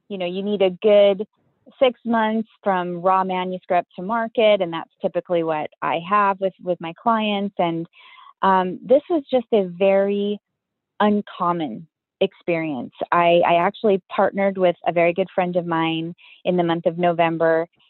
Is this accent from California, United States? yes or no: yes; Southern California, United States; I grew up in Southern California